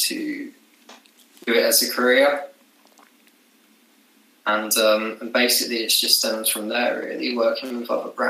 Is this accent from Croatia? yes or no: no; Brighton, South East England, United Kingdom; moved away as an adult; now in Isle of Wight, United Kingdom; So, I was born in Brighton, which I said is like a little London by the sea.